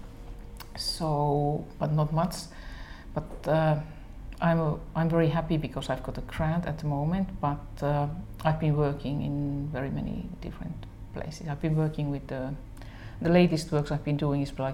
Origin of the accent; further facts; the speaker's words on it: Imatra, South Karelia, Finland; it's my hometown actually